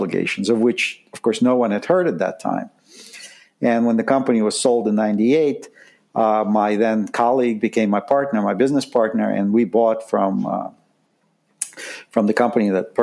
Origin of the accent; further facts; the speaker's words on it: Saint Petersburg, Russia; moved away as an adult; I grew up in Leningrad, which is now St. Petersburg. And left in 1978 when I was 19 with my family